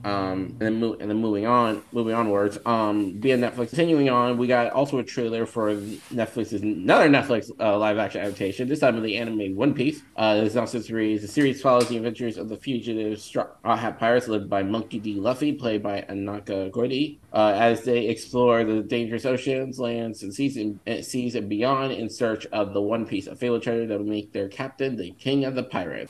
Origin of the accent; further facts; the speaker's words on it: Northern California, United States; I'm from Northern California